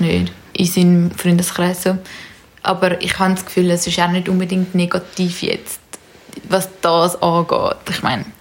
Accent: Zurich, Switzerland; wir sind in Zürich aufgewachsen

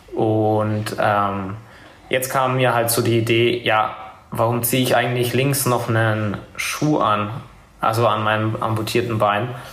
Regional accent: Nuremberg, Bavaria, Germany; komme aus Nürnberg. Ähm, komme da ursprünglich auch her und wohne da auch immer noch

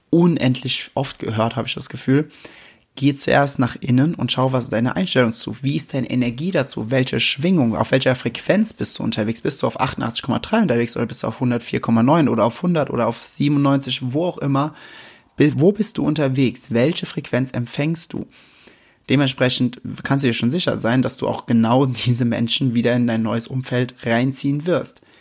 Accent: Westerwald, Germany; aber ich komme mitten aus dem Westerwald und hier sind die Dinge ein wenig anders.

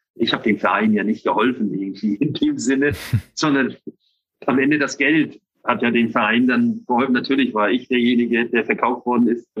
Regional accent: Northern Germany, Germany; ich bin ja Norddeutscher

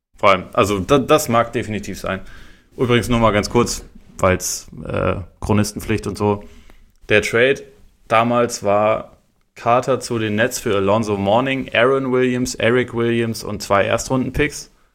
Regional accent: the South, Southern Germany, Germany; bei uns im Süden

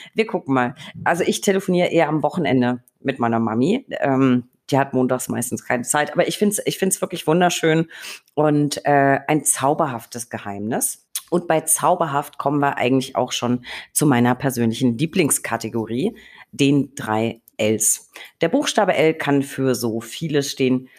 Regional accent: Franconia, Bavaria, Germany; moved away; also born or lived in Berlin / Hamburg; Franken, meine Heimat

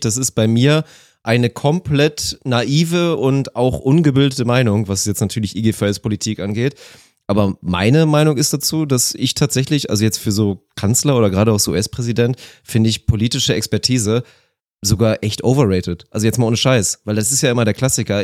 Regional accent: Germany; bei uns in Deutschland

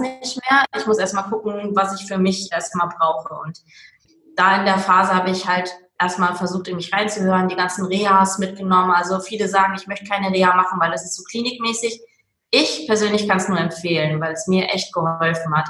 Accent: Duisburg, North Rhine-Westphalia, Germany; also born or lived in Meerbusch; now in Willich, Germany; komme aus dem schönen Willig am Niederrhein, gebürtig aber aus dem Ruhrport Duisburg. Hört man vielleicht manchmal auch noch ein bisschen

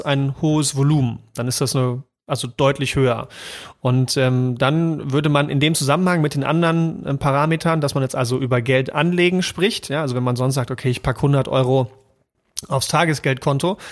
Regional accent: East Germany, Germany; ich bin ja im Osten geboren

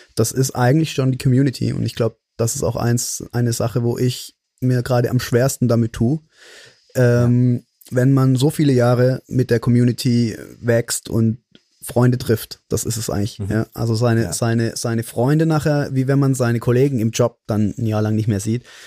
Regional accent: Mannheim, Baden-Württemberg, Germany; hier in meiner Heimatstadt in Mannheim

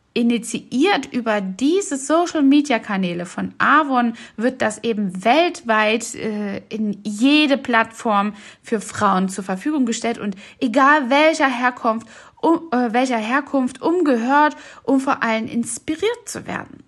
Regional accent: East Germany, Germany; ich bin selbst ja in Ostdeutschland aufgewachsen

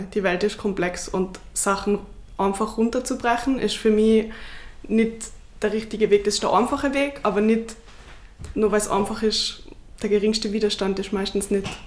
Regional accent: Tyrol, Austria; Also meine Eltern und Großeltern würden das verleugnen, weil natürlich bin ich wie jedes Kind in Tirol oder fast jedes Kind in Tirol mit drei auf die Ski gestanden.

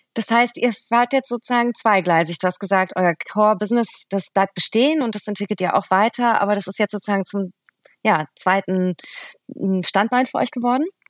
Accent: Berlin, Germany; born or raised there

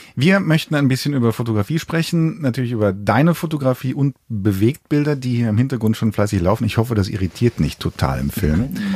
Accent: Cologne, North Rhine-Westphalia, Germany; ich komme ja aus Köln

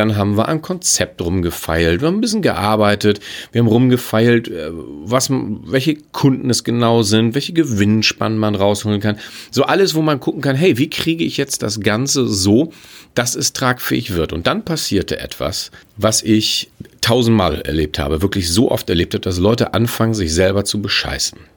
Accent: Hamburg, Germany; Ich bin Hamburger. Ich will jetzt gar nicht mal auf andere Projekte in der Welt schauen. Ich gucke mir einfach unser großes Desaster in Hamburg an.

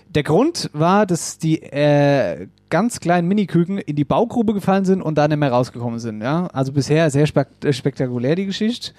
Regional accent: Wetterau, Hesse, Germany; bei uns in der Wetterau

